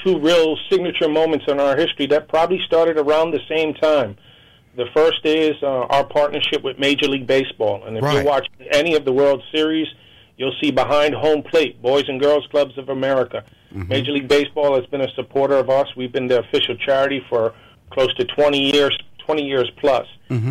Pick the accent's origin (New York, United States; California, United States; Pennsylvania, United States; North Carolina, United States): New York, United States; in my lifetime growing up in New York, after school was the most dangerous time for young people